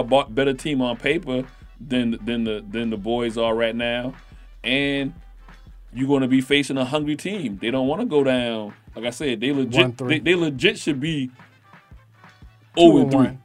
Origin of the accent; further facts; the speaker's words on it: Charleston, South Carolina, United States; I'm from South Carolina, Charleston